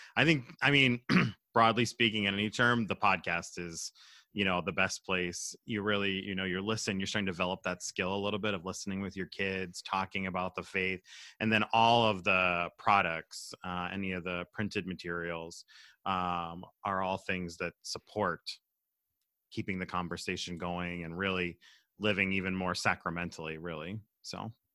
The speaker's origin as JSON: {"language": "English", "region": "Southwest Pennsylvania", "country": "United States", "also_born_or_lived": "Minnesota", "moved": "as an adult", "lives_now": "Minneapolis, United States", "said": "I'm from Pennsylvania, Southwest P A originally, uh, and moved to Minnesota in two thousand six"}